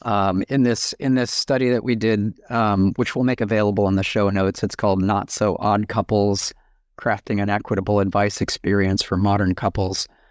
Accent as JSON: {"language": "English", "country": "United States", "moved": "as an adult", "lives_now": "New Zealand", "said": "I'm an American, but I live in New Zealand"}